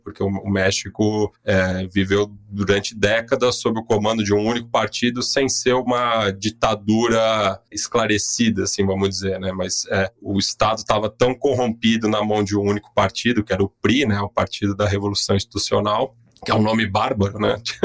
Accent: São Paulo, Brazil; vivendo aqui, nascido e criado aqui em São Paulo

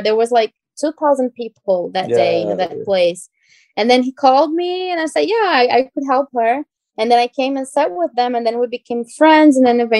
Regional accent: Brazil; English is a second language; also born or lived in Georgia, United States; now in United States; have lived in the U.S. about 10 years ago in Georgia when I was in high school for almost 3 years. So I learned English here. Of course, there's always space for improvement, but then I went back to Brazil

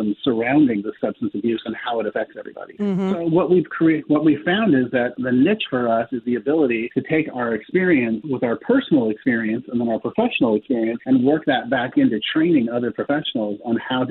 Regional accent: Palo Alto, California, United States; Stanford University, where I was born in Stanford University, back in Palo Alto, California

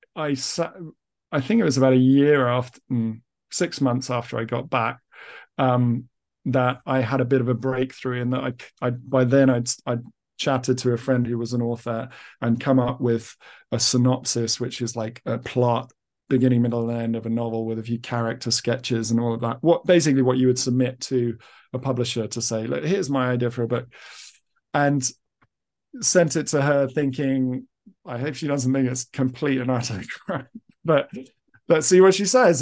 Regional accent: East of England, United Kingdom; I've been raised as an English person

